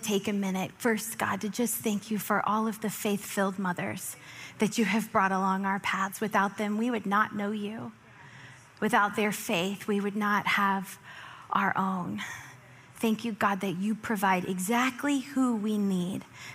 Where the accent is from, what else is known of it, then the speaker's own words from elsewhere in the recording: Florida, United States; We grew up in Florida